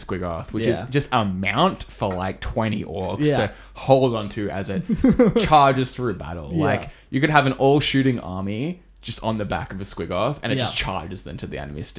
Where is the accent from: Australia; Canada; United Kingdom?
Australia; I come from Australia